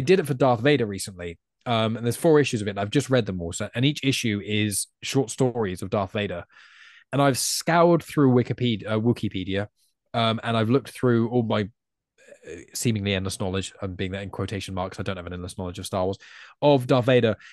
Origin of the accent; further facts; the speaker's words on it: England, United Kingdom; as an English person